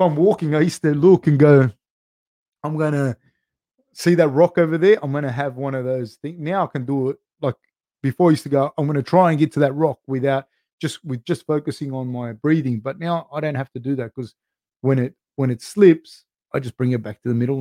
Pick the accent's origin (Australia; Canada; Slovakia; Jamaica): Australia; also born or lived in Argentina / Uruguay (ancestry); I was actually born in Argentina, but my family's Uruguayan. I identify as being Uruguayan, like Uruguayan Australian, because I was born in Argentina